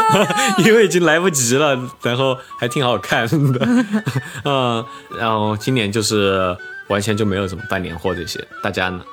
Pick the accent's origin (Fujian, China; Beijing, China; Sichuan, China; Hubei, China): Sichuan, China; Chengdu; now in Shanghai, China; 我就是作为成都人